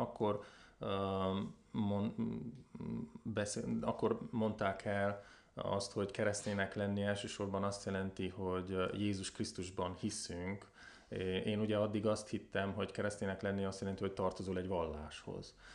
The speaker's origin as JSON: {"language": "Hungarian", "town": "Covasna", "region": "Covasna County", "country": "Romania", "tie": "born or raised there", "also_born_or_lived": "Brașov", "said": "én a kovásznai származású vagyok, kovásznán nőttem fel."}